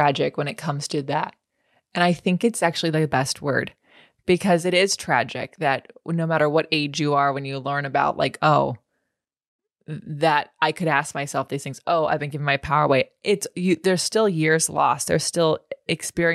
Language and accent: English; California, United States; now in Los Angeles, United States; I was born and raised in California